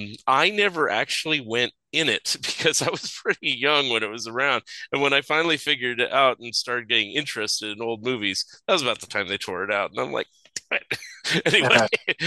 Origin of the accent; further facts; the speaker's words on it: Saratoga, California, United States; also born or lived in San Jose; I grew up in San Jose Bay Area. I was born in San Jose, grew up in Saratoga